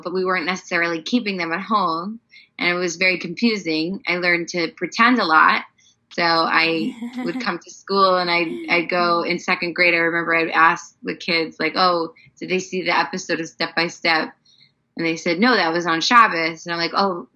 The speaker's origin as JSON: {"language": "English", "town": "East Northport", "region": "New York", "country": "United States", "tie": "born or raised there", "said": "I grew up in a place called East Northport, Long Island"}